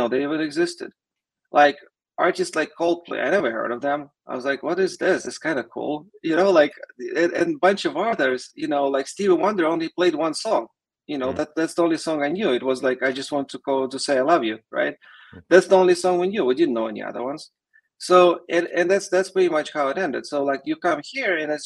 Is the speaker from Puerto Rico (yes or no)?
no; Russia; English is a second language; moved away as an adult; now in United States; I came from Russia